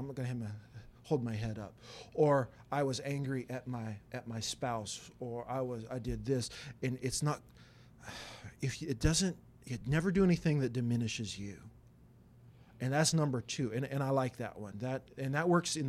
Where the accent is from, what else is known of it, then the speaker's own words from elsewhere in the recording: Wyoming, United States; I did. I'm from Wyoming. I was from that area. That was my home church, right?